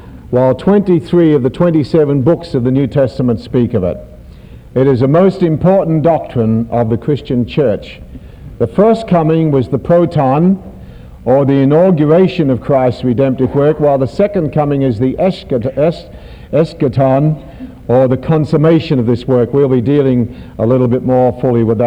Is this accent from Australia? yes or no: yes; Australia; being an Australian